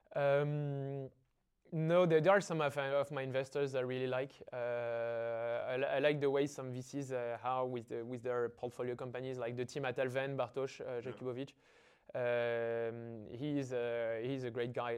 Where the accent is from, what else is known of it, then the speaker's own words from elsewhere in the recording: Paris, Île-de-France, France; I feel I, am a bit like the cliche of the student in an engineering school. Uh, I went to high school in the 16th neighborhood of Paris